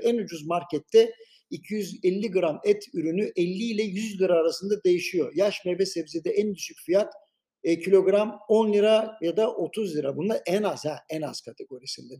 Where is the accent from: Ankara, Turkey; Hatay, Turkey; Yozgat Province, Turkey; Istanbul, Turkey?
Istanbul, Turkey; doğup büyüdüğüm yer olan Beşiktaş ve Şişli bölgesi